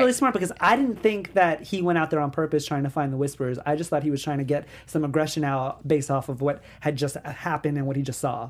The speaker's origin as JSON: {"language": "English", "region": "New York", "country": "United States", "said": "I'm from New York"}